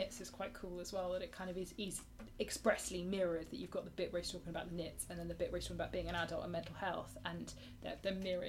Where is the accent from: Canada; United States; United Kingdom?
United Kingdom; Somerset, South West England; also born or lived in Nottingham; I was born in Nottingham, but then moved down to Somerset.